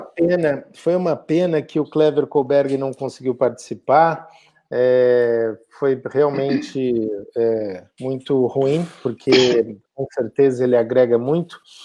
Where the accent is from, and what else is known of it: Brazil; moved away